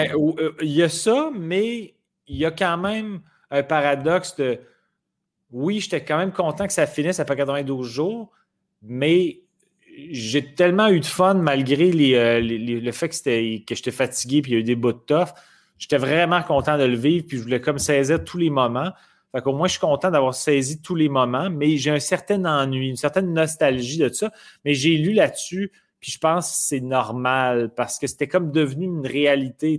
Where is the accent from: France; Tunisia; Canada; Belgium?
Canada; Quebec City, Quebec; Je viens de Québec